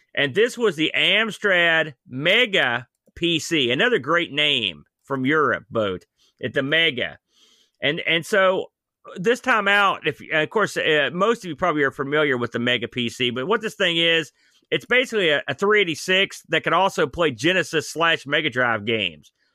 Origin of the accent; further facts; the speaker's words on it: New Jersey, United States; now in West Virginia, United States; I'm from New Jersey, technically